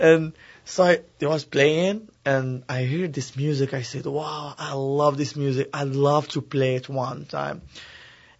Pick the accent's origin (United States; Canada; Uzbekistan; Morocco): Morocco; English is a second language; moved away; I'm originally from Morocco, and I grew up between music from Spain, Mediterranean